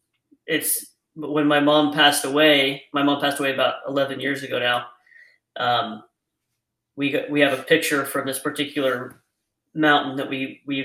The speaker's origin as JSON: {"language": "English", "region": "Idaho", "country": "United States", "tie": "born or raised there", "moved": "yes", "said": "I grew up in Idaho, so deer and elk is what I've hunted"}